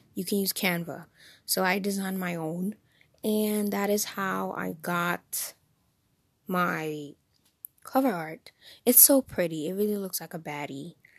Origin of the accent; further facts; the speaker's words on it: New Jersey, United States; accent: Jersey; I am from, born and raised in New Jersey.